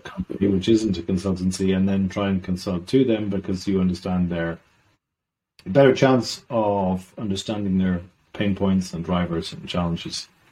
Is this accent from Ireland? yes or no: yes; Ireland; also born or lived in south of Sweden; now in Sweden; I'm Irish originally.